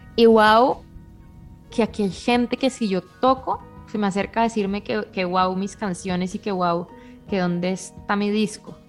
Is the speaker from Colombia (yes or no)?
yes; Bucaramanga, Santander, Colombia; moved away as an adult; also born or lived in Boston; now in Mexico City, Mexico; Yo, salí muy poco de Bucaramanga hasta que no tuve 16 años